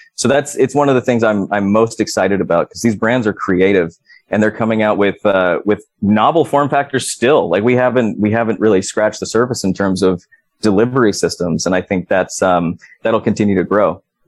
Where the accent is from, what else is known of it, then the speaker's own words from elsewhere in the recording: California, United States; my home state of California